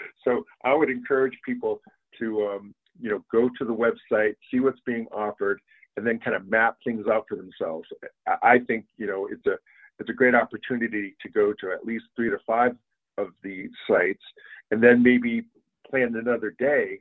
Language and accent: English; Maine, United States; now in Connecticut, United States; I'm originally from Maine, and I moved here to Connecticut.